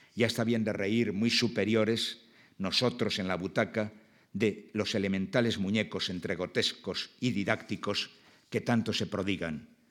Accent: Basque Country, Spain; mi País Vasco

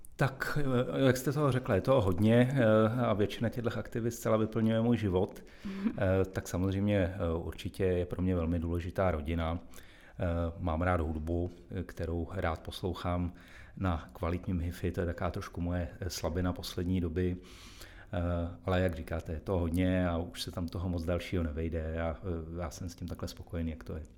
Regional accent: Karlovy Vary, Karlovy Vary Region, Czechia; moved away as an adult; now in Plzeň, Czech Republic; já jsem se narodil v Karlových Varech, jsem tam strávil celé dětství

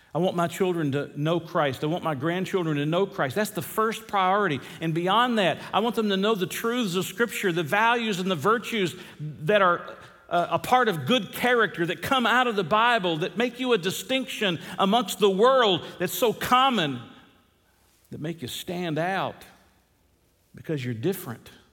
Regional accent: the South, United States; moved away; growing up in the South

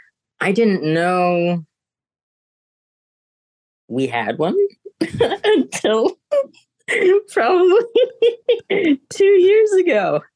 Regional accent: United States; the Americanness that we grew up here

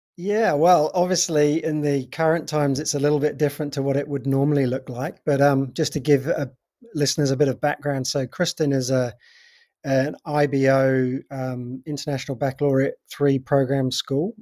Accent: England, United Kingdom; moved away as an adult; also born or lived in North Devon; now in New Zealand; I'm originally from England, from, in the U K. Um, I've been in New Zealand for twenty-five years now.

